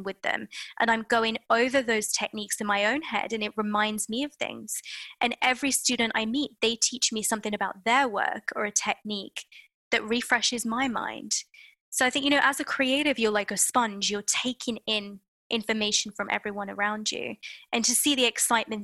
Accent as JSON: {"language": "English", "country": "United Kingdom", "said": "being British"}